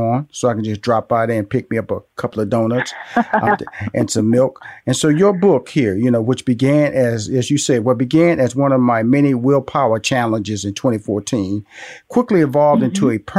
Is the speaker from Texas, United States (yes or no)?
yes; Houston, Texas, United States; I'm born and raised. In fact, I was born in Fifth Ward, by the way.